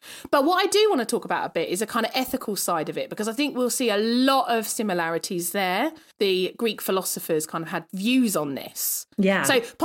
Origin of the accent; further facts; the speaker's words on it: United Kingdom; as a Brit